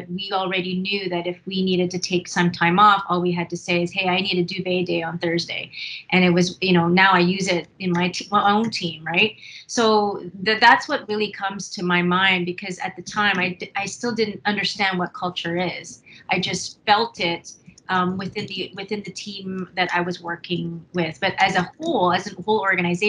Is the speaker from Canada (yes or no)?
yes; Winnipeg, Manitoba, Canada; I was born in Winnipeg, Manitoba, went to school here, elementary and high school